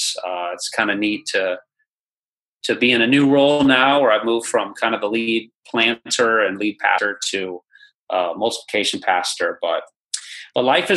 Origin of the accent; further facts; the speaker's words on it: Iowa, United States; now in Indianapolis, United States; I am a Iowa native